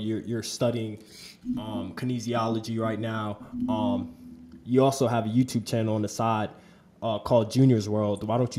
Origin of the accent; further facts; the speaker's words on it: Florida, United States; also born or lived in New York; I grew up in Florida. I also grew up in New York, you know, born and raised.